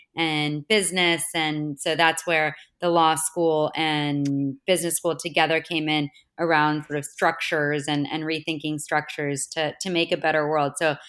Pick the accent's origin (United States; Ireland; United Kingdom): United States; Florida; also born or lived in Boston, United States; Yeah, so I grew up in Florida and in Boston.